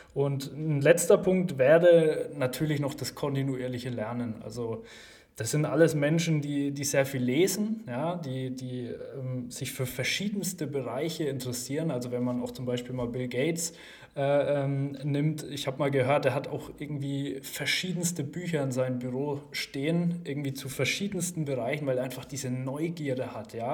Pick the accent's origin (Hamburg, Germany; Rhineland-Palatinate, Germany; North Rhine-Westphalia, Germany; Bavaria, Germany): Bavaria, Germany; Gerolzhofen; also born or lived in Bamberg; ich komme aus Geroldshofen. Jetzt wird wahrscheinlich nicht jeder Geroldshofen kennen. Ähm, ist eine Kleinstadt in Unterfranken in der Nähe von Schweinfurt